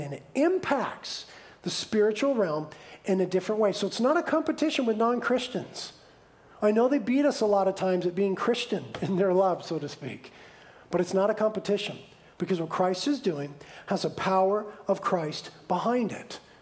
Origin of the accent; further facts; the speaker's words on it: United States; we, as the American church